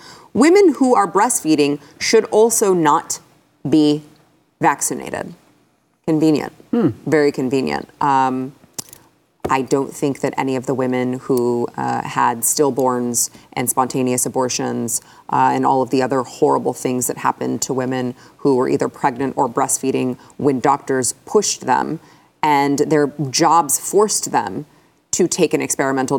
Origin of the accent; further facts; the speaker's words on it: United States; I was born here